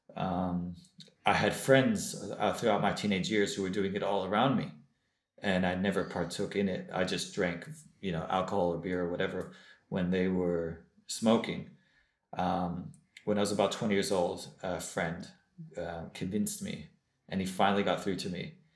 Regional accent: Los Angeles, California, United States; moved away as an adult; also born or lived in Jerusalem; I grew up in Los Angeles, California, in a Baal Tshuva Chabad home.

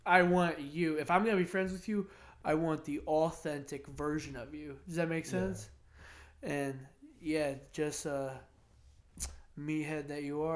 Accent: Plymouth, United States; also born or lived in Greenwich; growing up in Greenwich, going to Plymouth schools, living in Plymouth

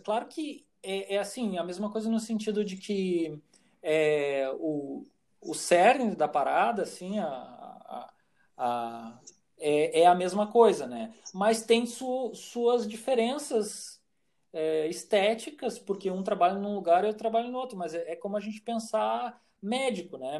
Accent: Santa Maria, Rio Grande do Sul, Brazil; also born or lived in Porto Alegre; eu nasci em Porto Alegre, mas vim para Santa Maria muito cedo e aqui me criei

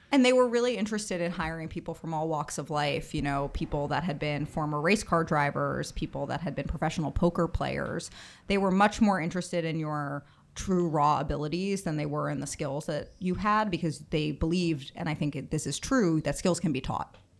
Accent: Bronxville, New York, United States; I grew up in Bronxville, New York, which is about thirty minutes outside of the city

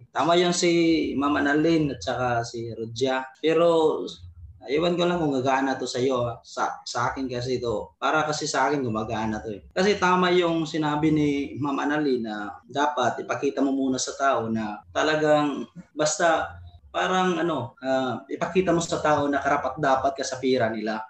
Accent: Cebu, Central Visayas, Philippines; Tagalog is a second language; hindi kasi ako Tagalog. Uh, Cebu, sa Cebu sa Cebu kasi ako.

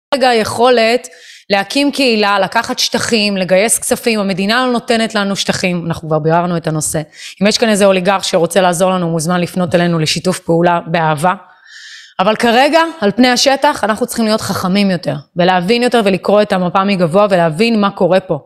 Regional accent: Israel; אנחנו כישראלים

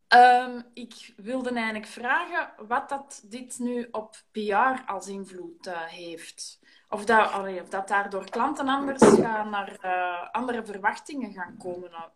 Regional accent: Antwerp, Flanders, Belgium; wij in Ekeren, wij, wij zijn ook van Antwerpen

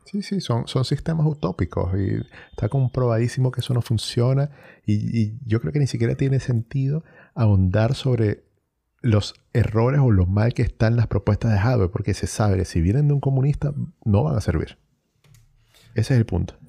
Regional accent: Venezuela; moved away as an adult; now in Chile; yo salí de Venezuela

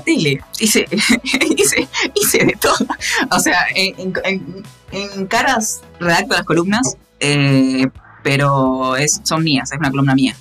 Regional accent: Concepción del Uruguay, Entre Ríos, Argentina; yo soy argentino

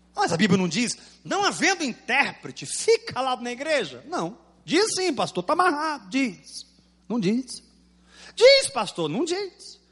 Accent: Goiás, Brazil; eu sou goiano

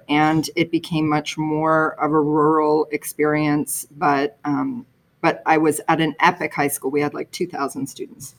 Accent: Toronto, Ontario, Canada; also born or lived in New York City, United States; I grew up in the suburbs of Toronto

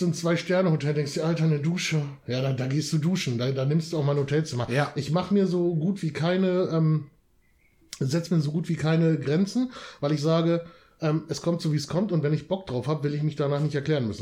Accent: Wietzendorf, Lower Saxony, Germany; moved away; Also ich bin ja auch ein Dörfler. Ich komme aus Wietzendorf. Ne? Ich komme ja auch wirklich schön vom Dorf

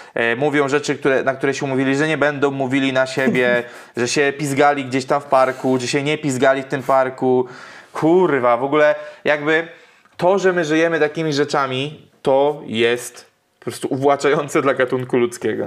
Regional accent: near Widawa, Łódź Voivodeship, Poland; nieopodal mojej rodzinnej miejscowości mhm. Y, jest taka miejscowość jak Widawa

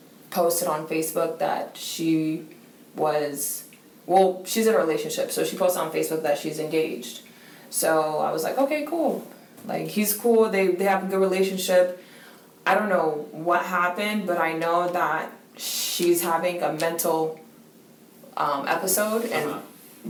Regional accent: Stuart, Florida, United States; we're from Stewart, born and raised

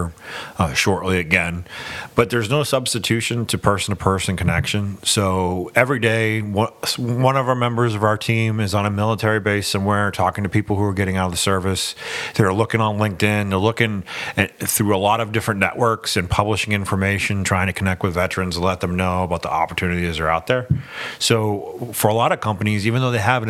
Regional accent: Portland, Maine, United States; moved away as an adult; So I was born and raised in Portland. And as soon as I graduated high school, I joined the Navy, served for 21 years, came back to Maine

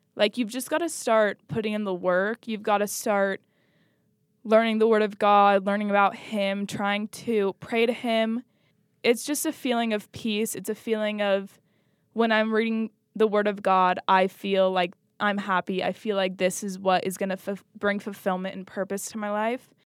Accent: Washington, United States; We grew up outside of Utah and we grew up in Washington

